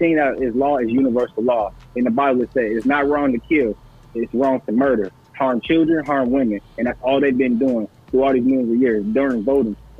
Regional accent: Toledo, Ohio, United States; now in Austin, United States; I'm from Toledo

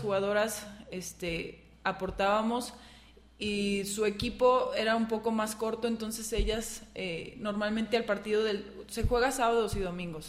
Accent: Lagos de Moreno, Jalisco, Mexico; also born or lived in Guadalajara / Aguascalientes; soy de aquí de Lagos de Moreno

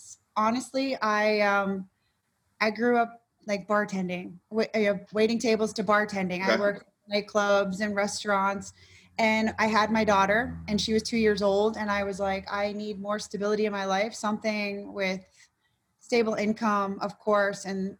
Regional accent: Florida, United States; also born or lived in Worcester, Massachusetts; Originally, I'm from Worcester, Massachusetts, which is west of Boston, Massachusetts. But I grew up in South Florida, more Broward.

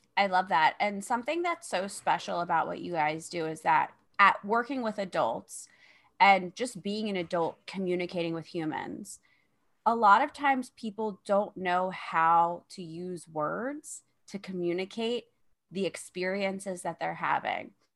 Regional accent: Philadelphia, Pennsylvania, United States; I'm from Philadelphia, so it's a lot of crime, a lot of juvenile crime

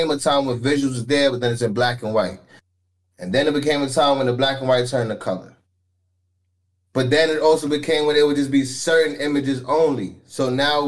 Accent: New York City, New York, United States; also born or lived in Nassau, Bahamas; now in San Antonio, United States; Born and raised East Flatbush 40s, Brooklyn, New York, 11203

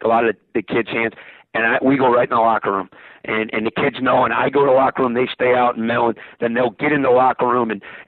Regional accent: United States; as an American

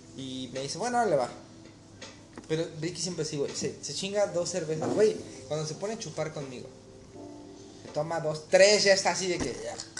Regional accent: Mexico; moved away; ser mexicano

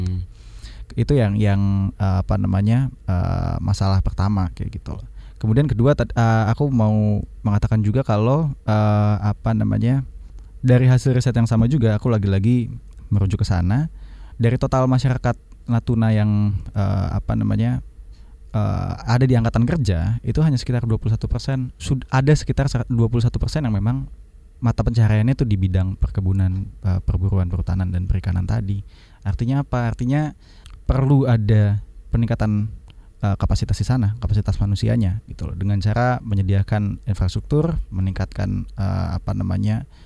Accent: Timor-Leste; Mas Don orang Indonesia, saya orang Timor Leste.

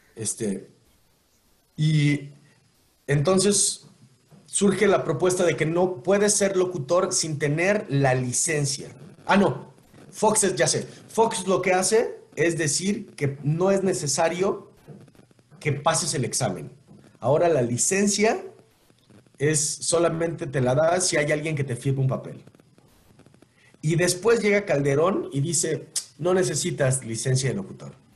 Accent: Mexico; Y como presidente es un trabajo que le otorgamos a una persona como mexicanos para que haga lo que promete

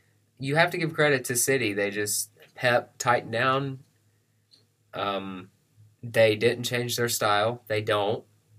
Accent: United States; I'm also American

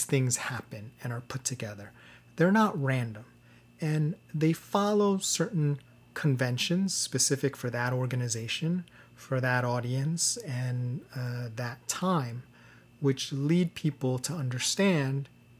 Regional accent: New York/New Jersey area, United States; I'm from the New York, New Jersey area

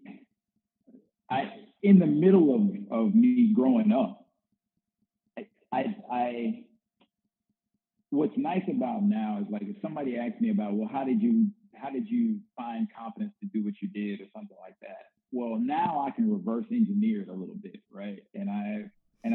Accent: the South, United States; also born or lived in Northwest US; now in Little Rock, United States; I'm an African-American male and I grew up in the South

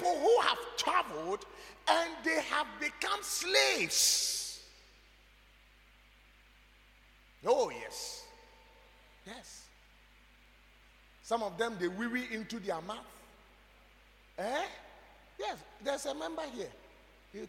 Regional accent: Ghana; I am proud to be a Ghanaian

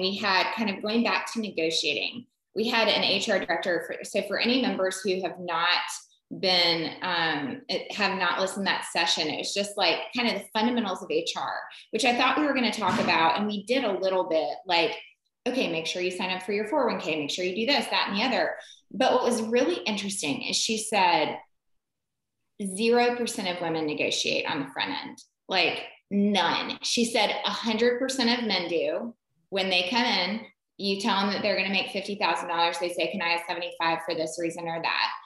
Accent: the South, United States; we're mainly from the South

